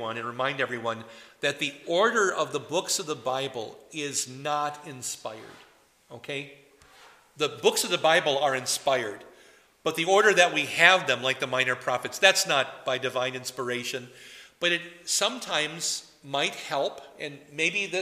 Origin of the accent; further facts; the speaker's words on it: Poynette, Wisconsin, United States; now in New Ulm, United States; I may come from Poinette, Wisconsin, and some of you know that I come from Poinette, Wisconsin